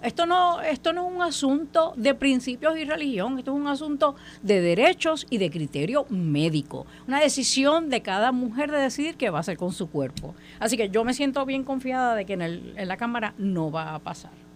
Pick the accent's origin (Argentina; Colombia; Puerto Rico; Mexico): Puerto Rico; como puertorriqueña